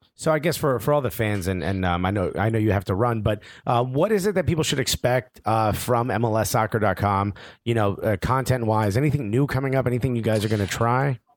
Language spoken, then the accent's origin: English; Newark, New Jersey, United States; I'm born and raised in Newark, New Jersey.